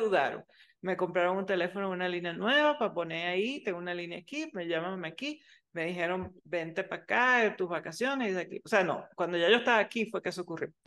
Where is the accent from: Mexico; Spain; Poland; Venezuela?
Venezuela; now in United States; yo soy venezolana